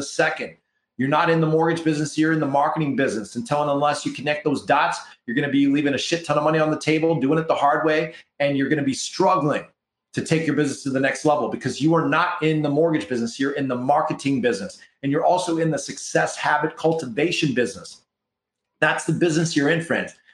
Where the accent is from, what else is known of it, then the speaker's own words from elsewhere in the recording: Canada; We're from Canada here